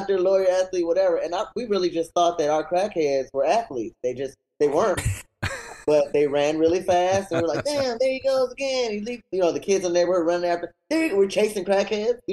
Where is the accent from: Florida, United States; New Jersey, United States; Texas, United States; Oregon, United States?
Florida, United States; Miami; I'm actually from Miami